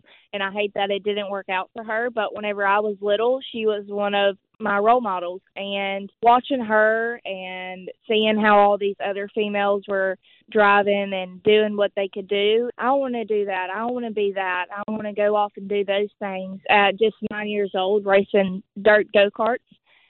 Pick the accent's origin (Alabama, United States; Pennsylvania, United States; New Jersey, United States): Alabama, United States; Hueytown; accent: Southern; I'm just a small town girl from Hueytown, Alabama, which is home of the Alabama Gang with racing and stuff like that in it.